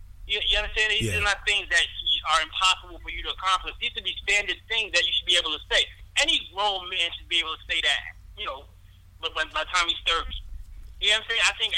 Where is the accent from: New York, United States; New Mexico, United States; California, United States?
New York, United States; New York City; also born or lived in Westchester, New York; originally born and raised in the Bronx. I now currently live in Westchester.